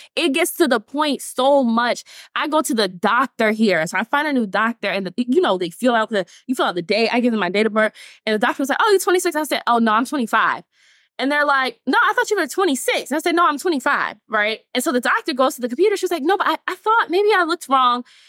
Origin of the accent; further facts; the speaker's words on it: Atlanta, Georgia, United States; I'm from Atlanta, Georgia, North Side